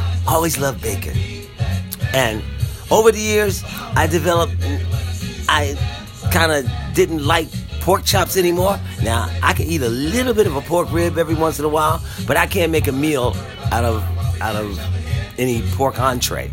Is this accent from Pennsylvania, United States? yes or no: yes; Philadelphia, Pennsylvania, United States; I grew up in Philadelphia, and I grew up as a part of a large family